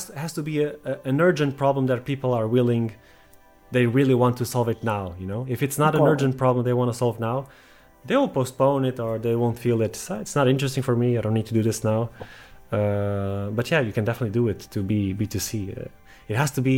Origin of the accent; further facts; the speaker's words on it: Portugal; I'm from Portugal